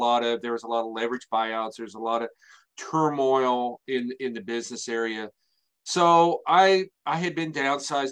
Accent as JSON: {"language": "English", "town": "Salem", "region": "Indiana", "country": "United States", "tie": "born or raised there", "said": "Out in a little bitty area there, grew up here, went to high school here"}